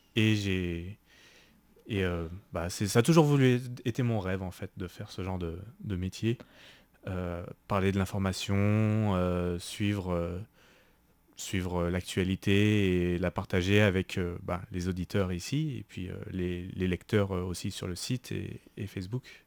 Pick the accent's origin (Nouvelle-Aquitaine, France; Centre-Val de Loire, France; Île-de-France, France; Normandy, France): Île-de-France, France; Paris; moved away as an adult; now in Taiwan; je viens de France, de Paris